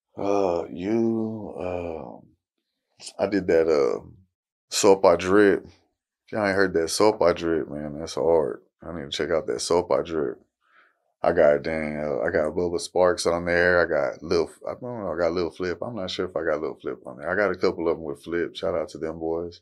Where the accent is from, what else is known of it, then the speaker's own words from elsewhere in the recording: Fort Worth, Texas, United States; I'm from Fort Worth, Texas